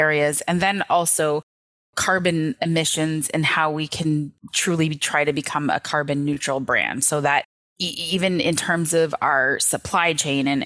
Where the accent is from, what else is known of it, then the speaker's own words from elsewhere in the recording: Toronto, Ontario, Canada; now in St. Catharines, Canada; I grew up in Native public housing in Scarborough.